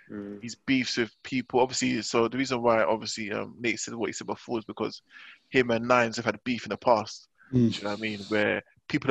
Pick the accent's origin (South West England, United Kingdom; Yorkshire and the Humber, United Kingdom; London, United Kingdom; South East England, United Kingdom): London, United Kingdom; the area that I grew up